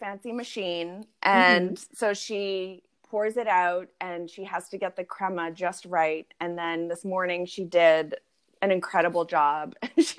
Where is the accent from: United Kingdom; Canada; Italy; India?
United Kingdom; born there; Just so you know, my dad is from England and I was born